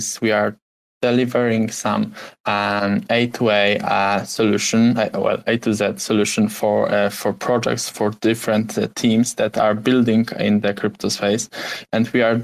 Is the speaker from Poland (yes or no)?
yes; Poland; English is a second language; I'm from Poland